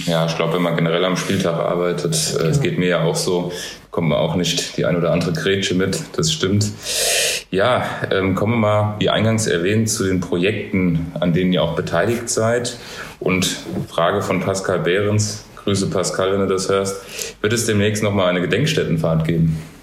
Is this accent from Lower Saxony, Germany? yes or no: no; Hesse, Germany; als Hesse